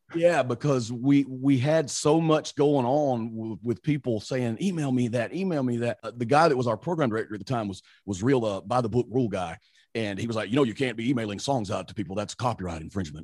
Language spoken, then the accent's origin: English; Mississippi, United States; accent: country; moved away as an adult; now in Saint Louis, United States; I grew up, I grew up in Mississippi. I'm from a very tiny little town in Mississippi